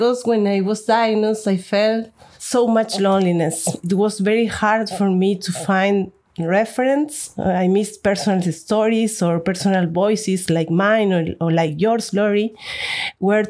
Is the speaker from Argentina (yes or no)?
yes; Argentina; now in Barcelona, Spain; I live in Barcelona, Spain. I'm originally from Argentina.